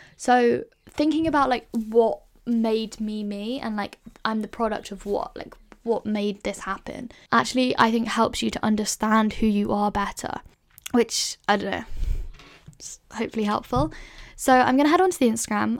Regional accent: London, United Kingdom; So I grew up in London, which is, like, a big city, I guess.

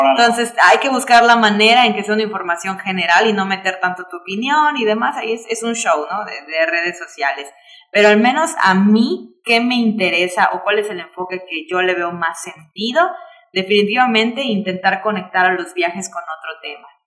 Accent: Yucatán, Mexico; como yucatecos, como viajeros, como mexicanos

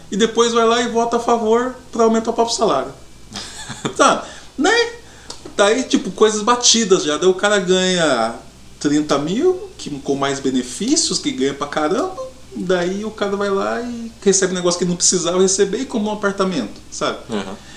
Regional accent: Paraná, Brazil; somos paranaenses

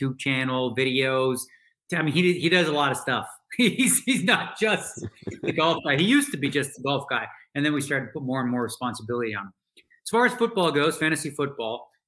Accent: Toronto, Ontario, Canada; I grew up in Toronto

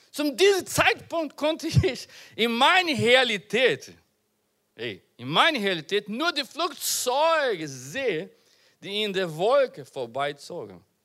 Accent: Brazil; German is a second language; also born or lived in Portugal; now in Germany; ich bin in Brasilien geboren

